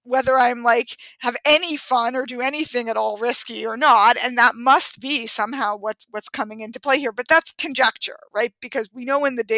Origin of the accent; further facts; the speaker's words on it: New York, United States; I had gotten my driver's license at 17 in growing up in Manhattan